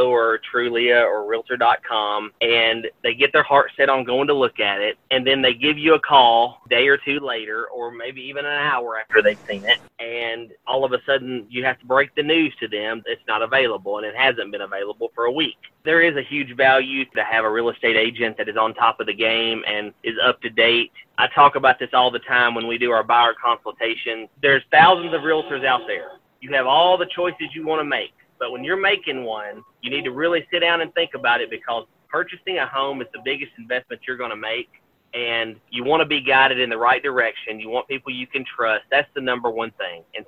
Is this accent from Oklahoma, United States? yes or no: no; Gallatin, Tennessee, United States; I absolutely love working in my home county, in my hometown of Gallatin.